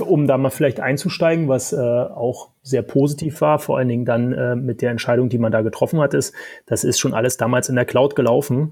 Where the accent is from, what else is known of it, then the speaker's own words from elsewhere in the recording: Berlin, Germany; accent: Berlin dialect; das hört man ab und zu am Dialekt. Ähm, ich bin Berliner, Urberliner